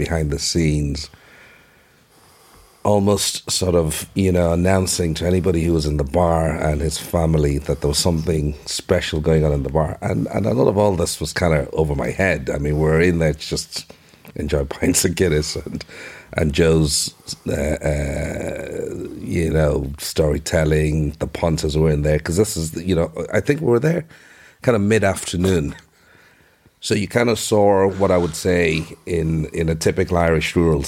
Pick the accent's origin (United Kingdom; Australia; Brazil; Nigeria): Nigeria; now in Ireland; I remember growing up in Nigeria